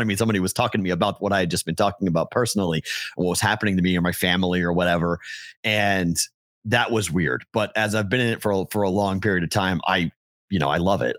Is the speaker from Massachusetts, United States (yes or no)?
yes; Andover, Massachusetts, United States; now in Las Vegas, United States; I'm from Andover